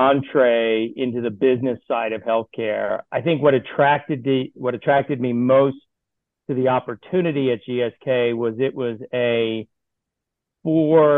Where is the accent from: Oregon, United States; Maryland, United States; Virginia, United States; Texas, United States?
Maryland, United States; Baltimore; moved away as an adult; I grew up in Baltimore, Maryland, spent the first 18 years of my life there